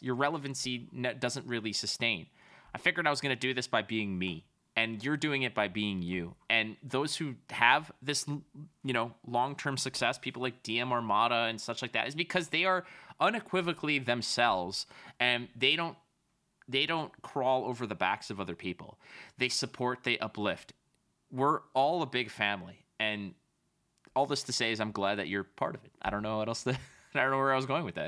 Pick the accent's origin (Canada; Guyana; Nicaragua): Canada; I'm a Canadian